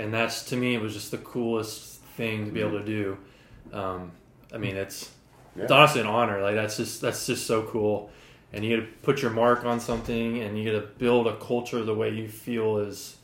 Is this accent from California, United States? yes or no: no; Logan, Iowa, United States; moved away as an adult; now in Jacksonville, United States; I'm originally from Logan, Iowa, and like I said, the Navy brought me here